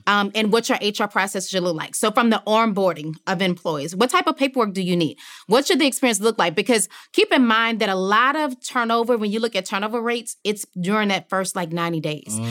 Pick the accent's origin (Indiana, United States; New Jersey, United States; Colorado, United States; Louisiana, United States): Louisiana, United States; also born or lived in New Orleans; as you said, I'm from Louisiana. So at the time of Hurricane Katrina, I was living in New Orleans.